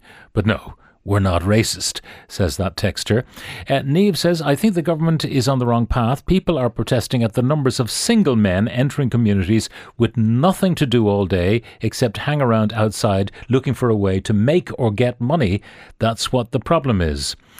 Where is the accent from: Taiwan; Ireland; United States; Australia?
Ireland; as an Irish man, it makes me sick. We have gone all over the world as a people and integrated into societies that didn't want us and treated us appallingly.